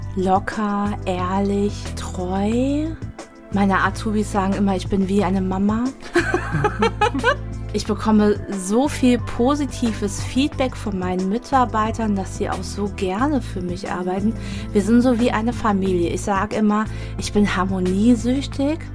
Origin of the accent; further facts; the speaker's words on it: Bad Camberg, Hesse, Germany; also born or lived in Wiesbaden; Kindheit war alles Bad Camberg, bis ich 15,5 war